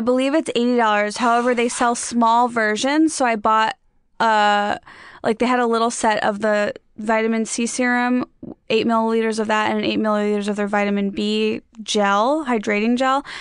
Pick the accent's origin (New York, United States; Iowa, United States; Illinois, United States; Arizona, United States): Illinois, United States; Chicago suburbs; now in Los Angeles, United States; my hometown too. I'm from the Chicago suburbs